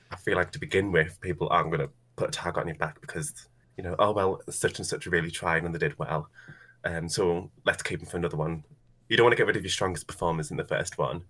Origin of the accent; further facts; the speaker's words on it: United Kingdom; I'm British, I work as a drag queen